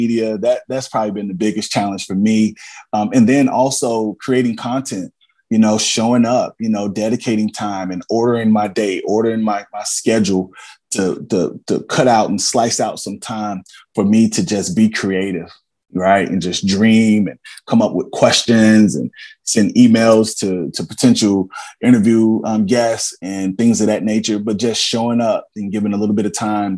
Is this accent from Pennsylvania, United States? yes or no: no; Cincinnati, Ohio, United States; also born or lived in Columbia, Tennessee; I'm from, I'm from Evanston, Cincinnati, man. I'm from Warner Hills, Madisonville, Brown. I'm from the south side of Columbia, Tennessee